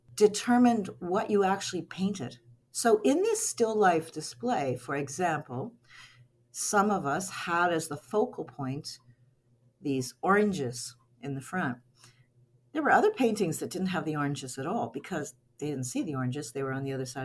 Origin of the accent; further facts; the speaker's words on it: Cape Breton Island, Nova Scotia, Canada; moved away as an adult; also born or lived in Toronto; I grew up on Cape Breton Island, moved to Toronto in the early 80s to attend what was at that time called Ryerson.